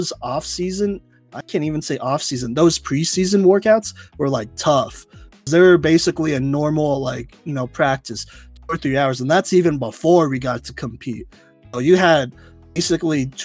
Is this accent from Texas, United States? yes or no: yes; Plano, Texas, United States; I'm from Plano, Texas, a little suburb right above Dallas, Texas.